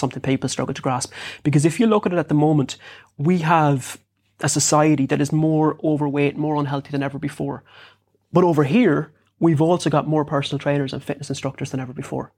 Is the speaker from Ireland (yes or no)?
yes; Bunninadden, Connacht, Ireland; I grew up in Bunnaden, which is in South Sligo